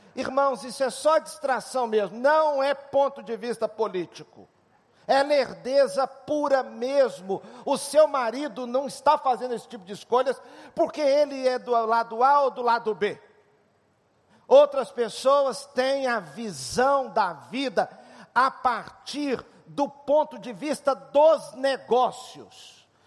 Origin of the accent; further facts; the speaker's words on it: Switzerland; moved away; minha infância na Suíça